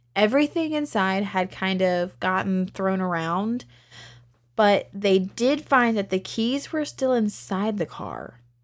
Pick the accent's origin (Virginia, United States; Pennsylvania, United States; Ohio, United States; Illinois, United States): Virginia, United States; Lynchburg; my hometown of Lynchburg